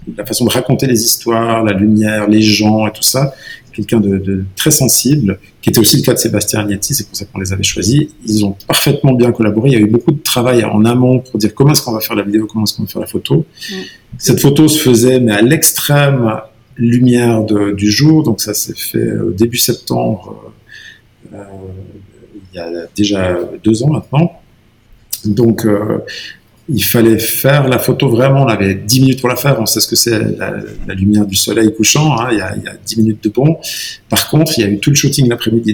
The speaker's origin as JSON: {"language": "French", "region": "Valais", "country": "Switzerland", "said": "en tant que Valaisan"}